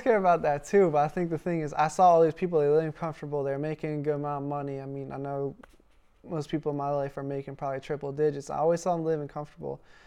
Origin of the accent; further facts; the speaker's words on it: Pittsburgh, Pennsylvania, United States; accent: Pittsburgh; moved away as an adult; now in Wisconsin, United States; we were born and raised in Pennsylvania